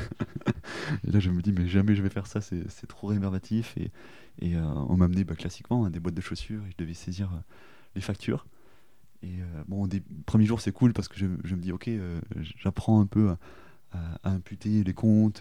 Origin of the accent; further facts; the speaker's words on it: Toulouse, Occitania, France; moved away as an adult; also born or lived in Périgueux / Australia; je suis né à Périgueux, mais j'ai fait toute ma vie à Toulouse